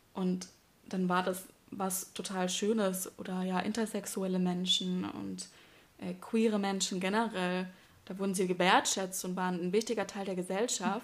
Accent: southwest Germany, Germany; ich komme aus dem Südwesten

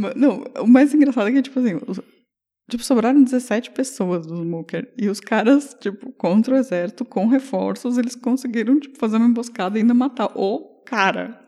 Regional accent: Brazil; sou brasileiro

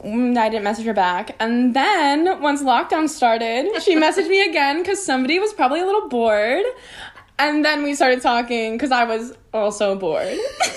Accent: Illinois, United States; now in Los Angeles, United States; No, I'm from Illinois.

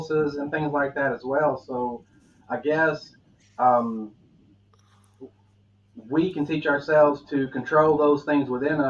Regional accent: the South, United States; accent: Southern; I'm from the South, so I got the Southern accent.

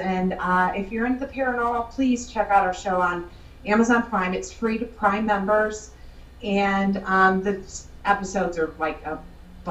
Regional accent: Chicago, Illinois, United States; also born or lived in Southern Indiana; now in Indiana, United States; I'm from Chicago, and now I live in Southern Indiana.

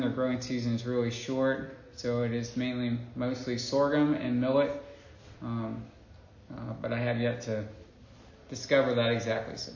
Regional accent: Indiana, United States; moved away as an adult; also born or lived in Burkina Faso; now in Mali; I grew up here in Indiana.

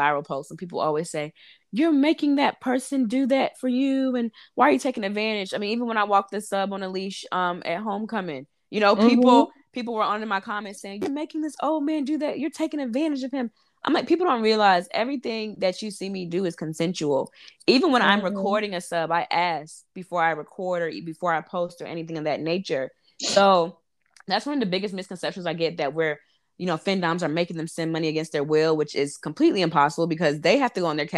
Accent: North Carolina, United States; moved away as an adult; also born or lived in Harlem, New York / Brooklyn, New York; now in New York City, United States; I'm from North Carolina, born and raised, lived there 23 years, but I started my career in New York.

